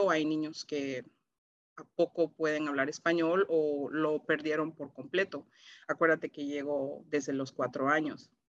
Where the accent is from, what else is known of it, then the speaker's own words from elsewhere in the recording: Toronto, Ontario, Canada; also born or lived in San Salvador, El Salvador; Yo vivo aquí en Toronto, Canadá, desde que tengo cuatro años. Este, yo nací en El Salvador, San Salvador, la ciudad de San Salvador, en Centroamérica